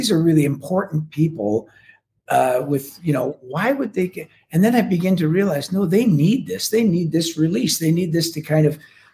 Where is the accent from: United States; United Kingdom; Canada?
Canada; as a Canadian